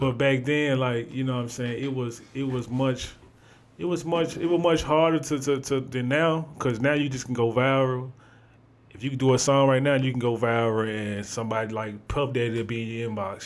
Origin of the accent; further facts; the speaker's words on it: Memphis, Tennessee, United States; I'm from Memphis, but I wasn't born in Memphis. I moved to Memphis in 2000